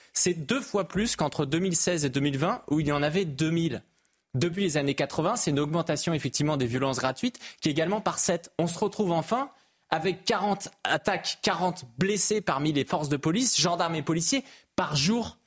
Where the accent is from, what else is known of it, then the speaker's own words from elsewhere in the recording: Brittany, France; je suis breton